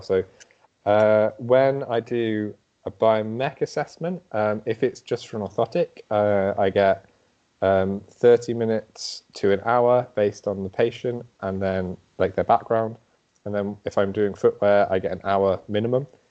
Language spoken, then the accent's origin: English; England, United Kingdom; moved away as an adult; also born or lived in London; now in Sweden; I'm from England